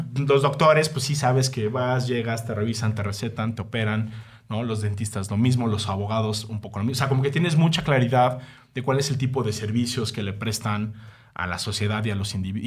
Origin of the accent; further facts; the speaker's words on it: Mexico; Soy un mal, mexicano